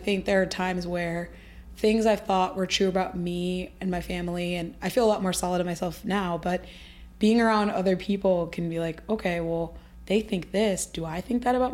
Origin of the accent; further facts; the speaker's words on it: Midwest, United States; We're both from the Midwest